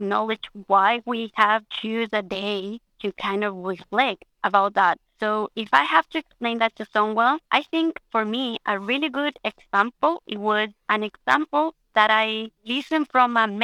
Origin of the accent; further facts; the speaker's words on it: Chile; moved away as an adult; now in Australia; I'm from Chile. I'm also Australian